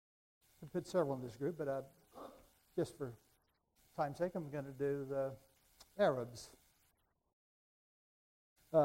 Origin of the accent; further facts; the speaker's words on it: Raton, New Mexico, United States; moved away as an adult; from Raton, from where? 28 years old